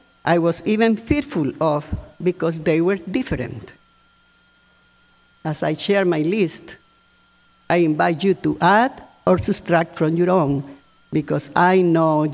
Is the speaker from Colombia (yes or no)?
yes; Colombia; moved away as an adult; now in United States; I was born in Colombia, as many of you know, and wanting to give me the best education, my mother sent me to boarding schools with Catholic nuns